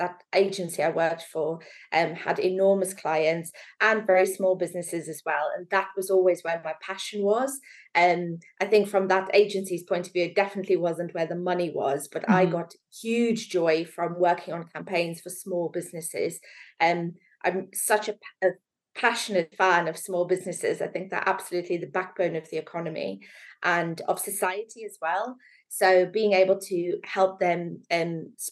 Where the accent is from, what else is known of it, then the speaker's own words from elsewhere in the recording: South Africa; moved away as an adult; also born or lived in Manchester / London; now in Stockport, United Kingdom; I grew up in beautiful South Africa, right near the beach.